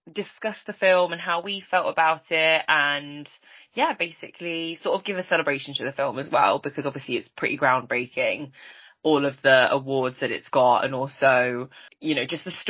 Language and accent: English; United Kingdom; And we're here to talk about being two British Chinese girls living in the UK